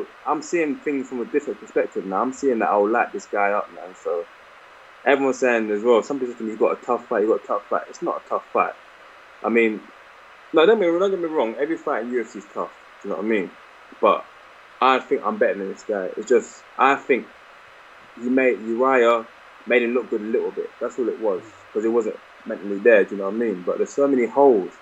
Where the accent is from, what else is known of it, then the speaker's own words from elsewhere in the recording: London, United Kingdom; my hometown